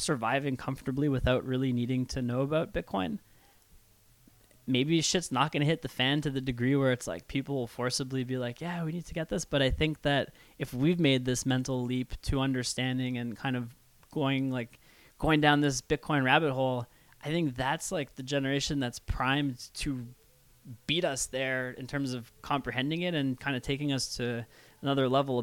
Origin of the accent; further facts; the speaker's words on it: Canada; as a Canadian